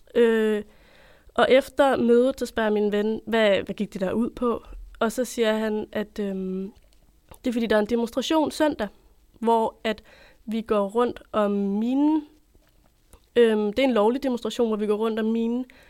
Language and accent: Danish; Copenhagen, Capital Region of Denmark, Denmark; moved away as an adult; now in Odense, Denmark; Jeg er født og opvokset i København